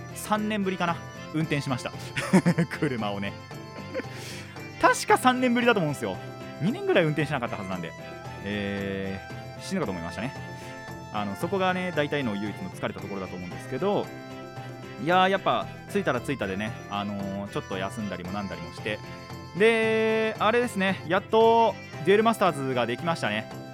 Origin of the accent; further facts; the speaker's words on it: Kanagawa, Japan; 実家っていうか、地元に帰ってきた